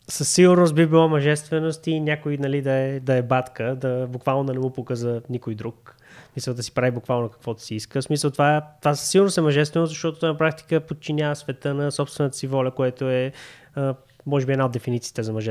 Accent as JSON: {"language": "Bulgarian", "town": "Kyustendil", "region": "Kyustendil Province", "country": "Bulgaria", "moved": "yes", "said": "защото съм от Кюстендил"}